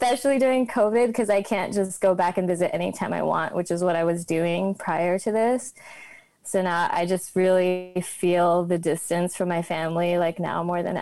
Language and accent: English; an hour outside of Boston, Massachusetts, United States; moved away as an adult; now in Prague, Czech Republic; I grew up an hour outside of Boston, and then I went to college in Boston and stayed there ever, like, after that, up until I moved to Prague